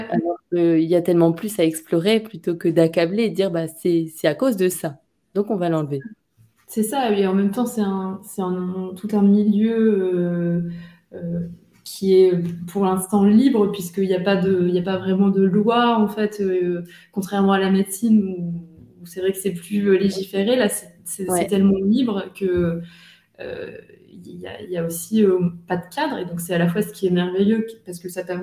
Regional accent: northern France, France; dans le nord de la France, chez moi, comment De base, je suis nordiste

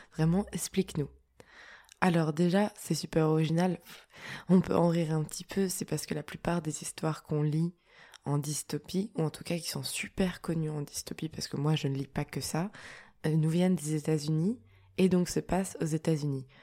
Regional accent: France; je suis française, mais au-delà de ça, je suis européenne

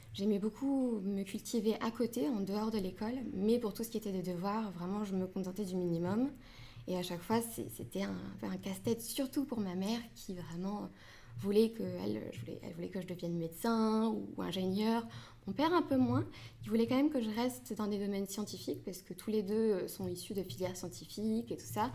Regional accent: France; je suis franco-marocaine. Donc euh, je suis née en France, mais mes parents sont tous les deux marocains

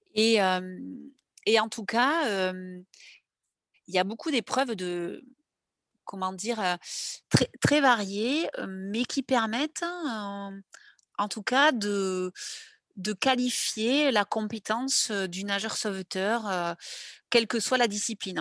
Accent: Grenade-sur-l'Adour, Nouvelle-Aquitaine, France; also born or lived in Mont-de-Marsan; j'ai grandi à côté de Mont-de-Marsan, euh, dans un petit village à Grenade-sur-la-Dour

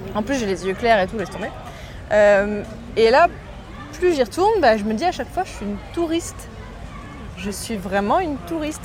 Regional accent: Morocco; moved away as an adult; also born or lived in Boulogne-Billancourt, France; now in France; j'ai grandi au Maroc

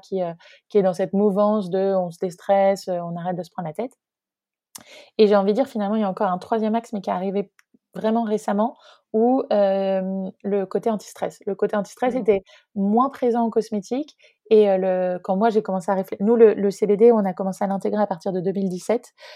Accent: near Rennes, Brittany, France; also born or lived in Nantes; j'ai grandi en Bretagne, j'ai grandi à côté de Rennes, où je suis actuellement.

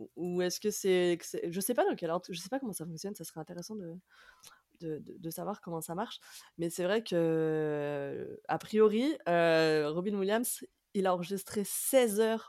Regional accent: France; en tant que Français ou peut-être en tant qu'Européens

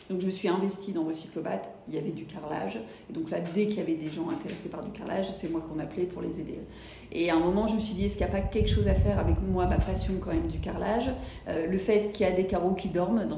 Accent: Lille, Hauts-de-France, France; also born or lived in United States; now in Toulouse, France; je suis toulousaine depuis 9 ans, j'ai vécu 15 ans aux États-Unis et avant, euh, on va dire que je suis plutôt de la région de Lille.

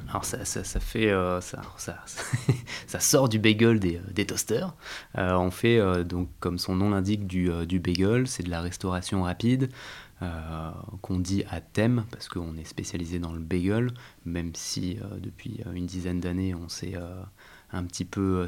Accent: Val-de-Marne, Paris region, Île-de-France, France; J'ai grandi en région parisienne, ah, dans le Val-de-Marne, où j'habite euh, toujours

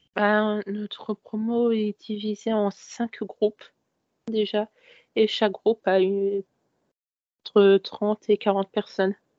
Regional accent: Paris region, Île-de-France, France; also born or lived in Créteil; j'ai toujours grandi en région parisienne. Euh, j'étais euh, à Créteil pendant presque tout mon collège. Et ensuite, je suis arrivée sur Paris même

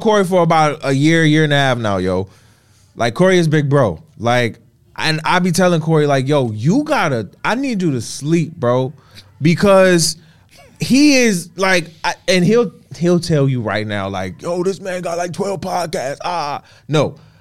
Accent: Florida, United States; also born or lived in Detroit; I'm from Florida. I'm a Southern boy.

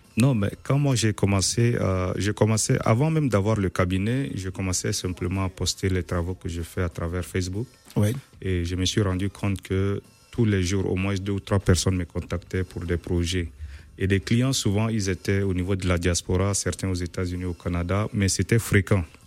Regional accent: Chad; moved away as an adult; also born or lived in Nigeria / Poland; now in Kraków, Poland; moi je suis né en Afrique

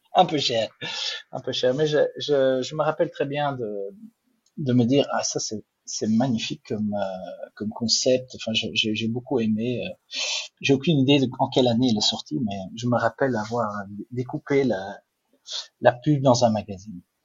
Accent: Flanders, Belgium; French is a second language; je ne suis pas suisse, je ne suis pas français non plus, je suis belge. En plus, je suis, flamand, donc euh, ah. le, français n'est pas ma langue maternelle

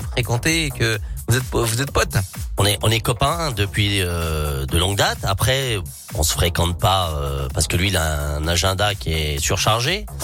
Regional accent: Lyon, Auvergne-Rhône-Alpes, France; je suis de Lyon

